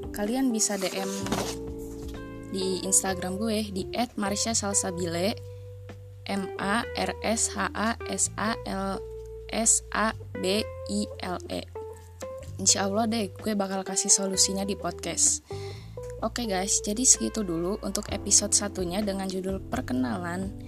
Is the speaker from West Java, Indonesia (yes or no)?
no; Jakarta, Indonesia; born there; now in Bandung, Indonesia; Gue lahir di Jakarta tanggal 10 Juli 2001.